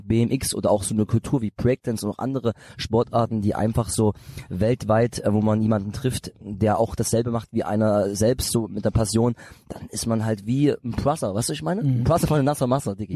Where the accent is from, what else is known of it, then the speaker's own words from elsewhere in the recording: Bitterfeld, Saxony-Anhalt, Germany; dieses Bitterfeld, wo ich herkomme, das ist mehr so eine so eine Kleinstadt